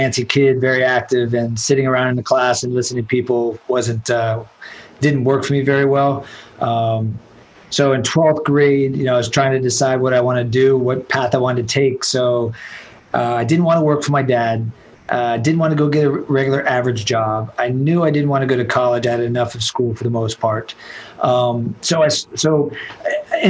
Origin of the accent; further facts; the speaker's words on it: Miami, Florida, United States; I was born and raised in Miami